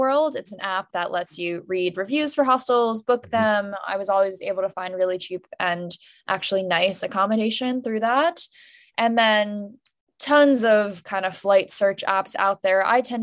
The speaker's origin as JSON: {"language": "English", "region": "suburban New Jersey", "country": "United States", "tie": "born or raised there", "said": "my hometown in suburban New Jersey"}